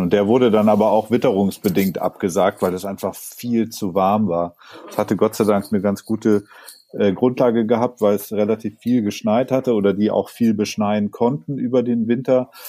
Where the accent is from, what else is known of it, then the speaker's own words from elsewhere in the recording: Sonthofen, Bavaria, Germany; in Sonthofen, meinem Heimatort, gibt es auch noch so einen ganz, ganz uralten Schlepplift, ähm, aus, an dem ich so als, als kleines Kind Skifahren gelernt habe